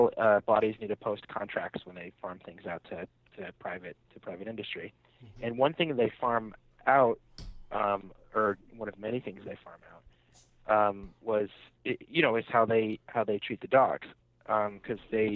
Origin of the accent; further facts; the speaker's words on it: the Bay Area, California, United States; moved away; I'm from the Bay